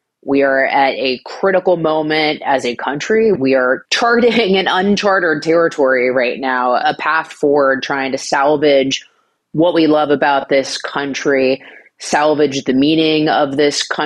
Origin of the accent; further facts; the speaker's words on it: Northern Virginia, United States; I grew up in the Northern Virginia area